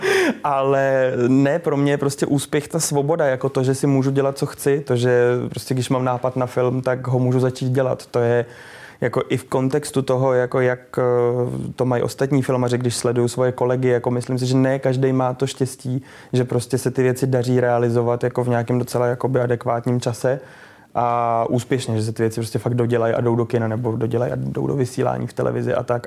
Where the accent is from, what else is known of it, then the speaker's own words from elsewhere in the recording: Liberec, Liberec Region, Czechia; moved away; Já jsem z Liberce původně